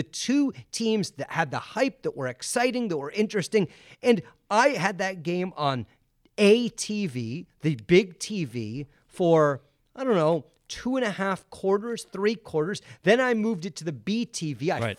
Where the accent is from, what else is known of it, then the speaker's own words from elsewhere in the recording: West Coast, United States; I grew up on the West Coast. NFL football starts at 10 a.m.